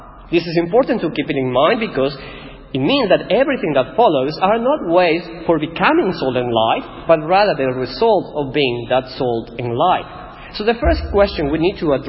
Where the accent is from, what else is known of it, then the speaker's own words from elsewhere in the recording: Ecuador; first language Spanish; English is a second language; moved away as an adult; now in Australia; I'm Ecuadorian. This is my home, this is my town.